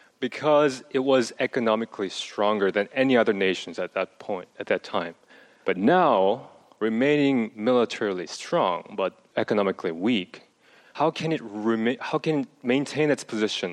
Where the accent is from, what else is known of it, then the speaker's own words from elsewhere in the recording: South Korea; I'm from South Korea.